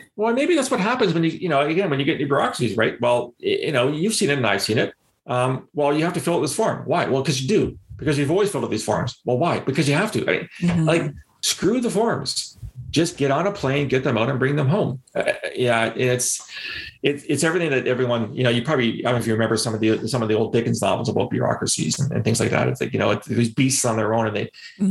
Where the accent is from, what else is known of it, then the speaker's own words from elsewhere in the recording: London, Ontario, Canada; in London, again, my hometown.